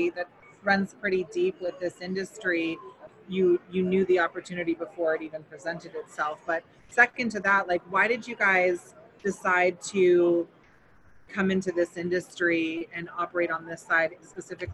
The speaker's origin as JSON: {"language": "English", "area": "Emerald Triangle", "region": "Northern California", "country": "United States", "tie": "born or raised there", "also_born_or_lived": "Santa Cruz, California", "moved": "yes", "said": "I'm originally from Northern California. Born in Santa Cruz, raised in the fields in the Emerald Triangle"}